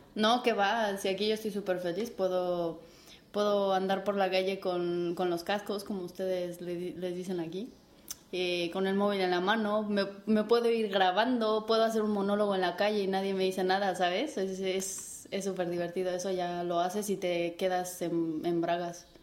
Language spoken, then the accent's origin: Spanish; Mexico; moved away as an adult; now in Spain; buena mexicana chingona que soy